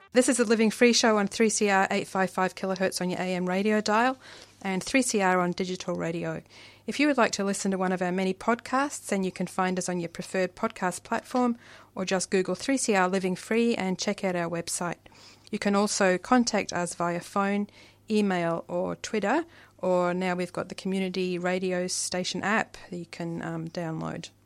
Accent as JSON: {"language": "English", "town": "Glasgow", "region": "Scotland", "country": "United Kingdom", "tie": "born or raised there", "moved": "yes", "lives_now": "Australia", "said": "I'm from Glasgow"}